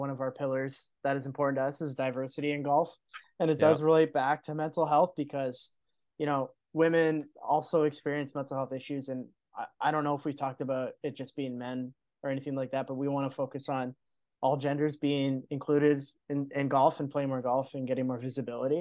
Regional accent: Canada; us being Canadian

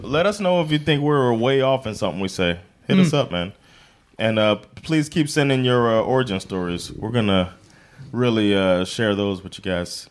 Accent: Missouri, United States; now in Sweden; I'm from Missouri, the show me state.

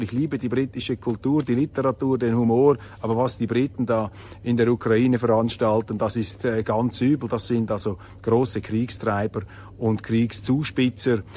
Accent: Switzerland; dass ich als Schweizer auf die Welt gekommen bin

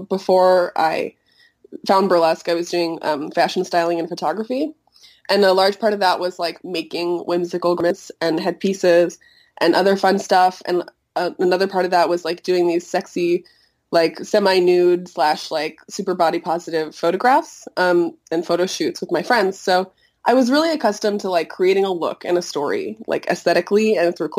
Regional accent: Chicago, Illinois, United States; moved away as an adult; also born or lived in Montreal, Canada; I grew up here in Chicago, and when I was 18, I moved to Canada for college

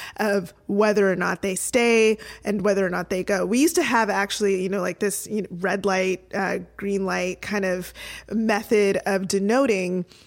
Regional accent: Toronto, Ontario, Canada; my hometown Toronto

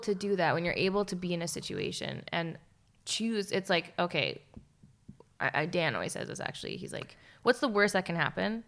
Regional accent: Canada; also born or lived in Calgary; we're Canadian

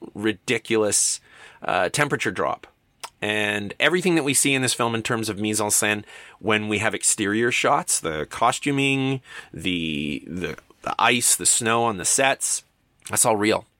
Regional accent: Canada; for a kid growing up in Canada

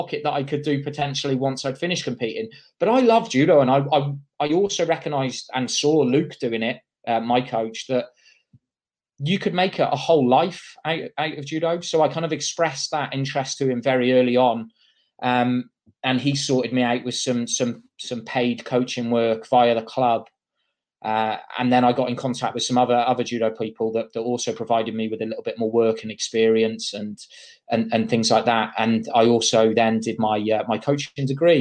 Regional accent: Shrewsbury, West Midlands, United Kingdom; I grew up in Shrewsbury, up in Shropshire.

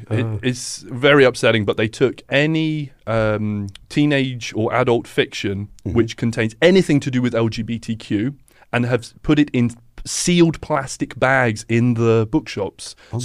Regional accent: England, United Kingdom; And I'm like, "Yeah, I come from England."

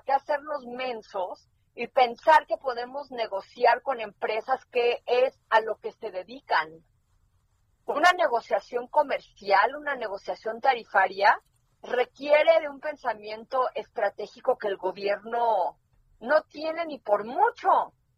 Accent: Mexico; los que acabamos en la calle de la amargura somos los mexicanos

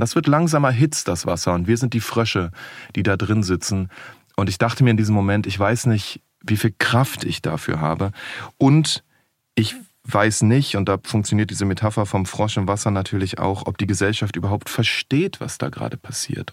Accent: Berlin, Germany; ich bin in Berlin groß geworden

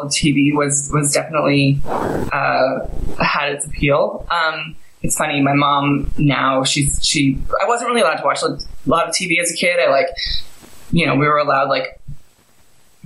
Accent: Greenwich, Connecticut, United States; also born or lived in Santa Fe, New Mexico; now in Los Angeles, United States; I grew up in Greenwich, Connecticut

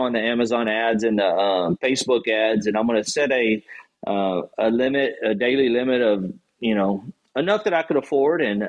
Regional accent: Gonzales, Texas, United States; I'm from a small town in Texas called Gonzales

